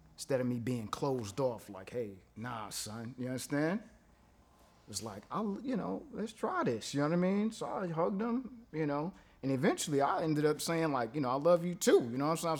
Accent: New York City, New York, United States; I'm from Brooklyn

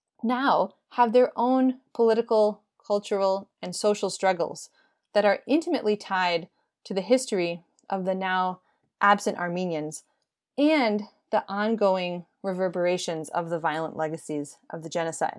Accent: United States; I myself am Armenian American. I was born and raised in the United States, as were my parents and three of my grandparents.

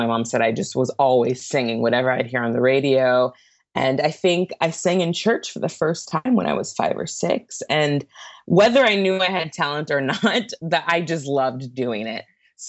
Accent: Santa Barbara, California, United States; I grew up in Santa Barbara, actually.

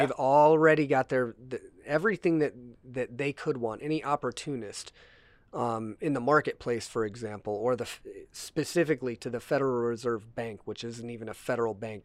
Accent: United States

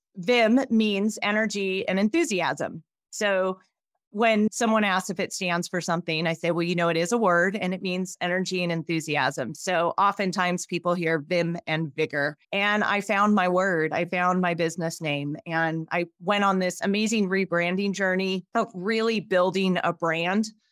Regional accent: Spokane, Washington, United States; moved away as an adult; also born or lived in Pullman, Washington; now in Jackson Hole, United States; Spokane, Washington, born and raised

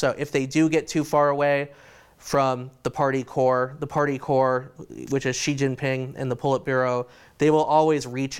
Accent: United States

